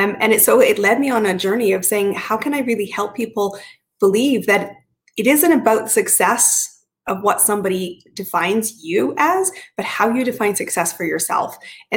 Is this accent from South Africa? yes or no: no; Canada; So I am Canadian, but I've lived in 5 countries, 30 cities, and some cities more than once.